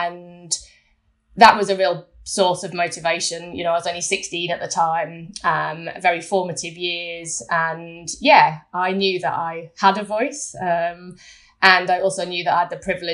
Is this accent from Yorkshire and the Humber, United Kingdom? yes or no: yes; Scarborough, Yorkshire and the Humber, United Kingdom; I was born in Scarborough, a small town on the East Coast